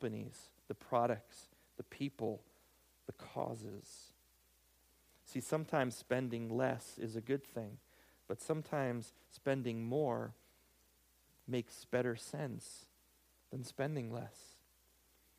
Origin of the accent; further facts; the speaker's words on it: United States; I'm an American